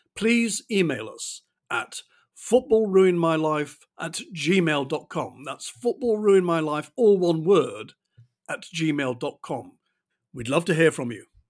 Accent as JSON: {"language": "English", "town": "Manchester", "region": "North West England", "country": "United Kingdom", "tie": "born or raised there", "also_born_or_lived": "North London", "moved": "as an adult", "lives_now": "London, United Kingdom", "said": "If people ask me where I come from, I would always say Manchester, even though, like John, I haven't lived there since I was 18 and went to university."}